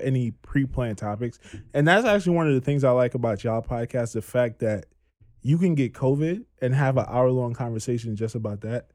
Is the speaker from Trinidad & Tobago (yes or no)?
yes; Trinidad & Tobago; accent: Trini; moved away; born and raised in Trinidad